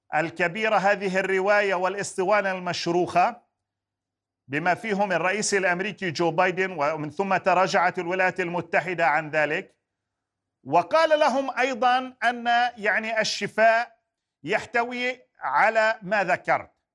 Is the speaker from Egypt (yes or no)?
no; Palestine; لحق بنا كفلسطينيين